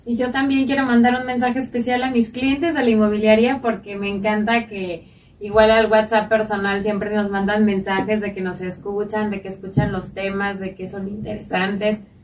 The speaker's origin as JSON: {"language": "Spanish", "country": "Mexico"}